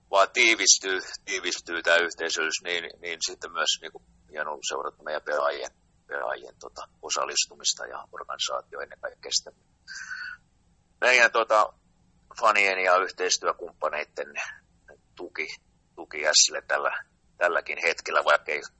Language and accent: Finnish; Pori, Satakunta, Finland; ylpeitä, että olla, ollaan, ollaan tota, suomalaisia ja ollaan, ollaan porilaisia.